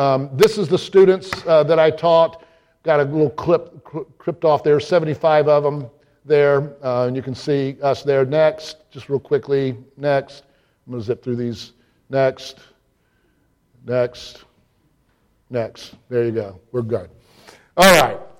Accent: Deep South, United States; moved away; as a young man growing up in the deep south. I mean, I felt I was back in my southern home

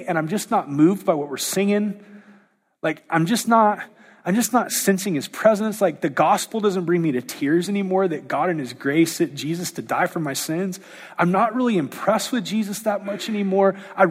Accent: United States

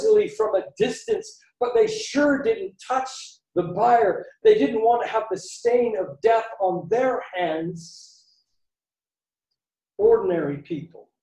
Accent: Canada; moved away; I grew up in Canada

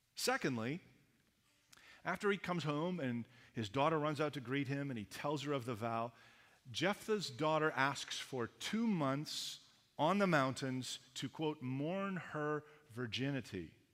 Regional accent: Canada; accent: Canadian; moved away as an adult; also born or lived in Los Angeles; I had a distinct accent, being a Canadian, that I was not aware of till I went down to the Americans

